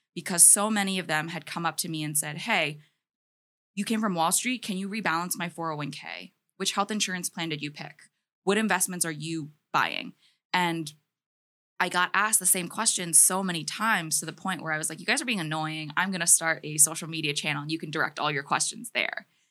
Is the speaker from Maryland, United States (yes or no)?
yes; Maryland, United States; I grew up in the humble state of Maryland